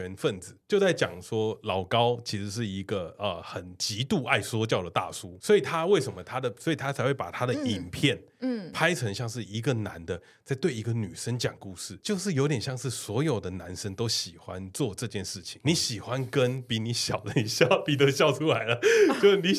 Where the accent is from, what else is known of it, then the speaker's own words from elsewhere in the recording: Taipei, Taiwan; 就是我们是一个台北人的群组，我们没有人在台南，